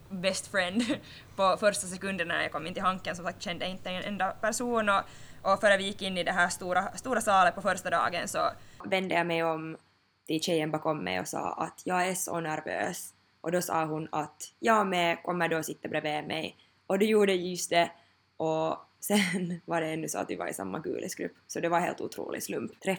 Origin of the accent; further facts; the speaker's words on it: Helsinki, Uusimaa, Finland; jag är ju från Helsingfors och jag har studerat här också nu i fyra år